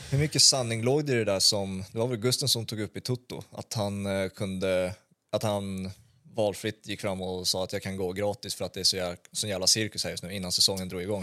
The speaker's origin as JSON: {"language": "Swedish", "town": "Stockholm", "region": "Stockholm County", "country": "Sweden", "said": "jag kommer från Brommaområdet"}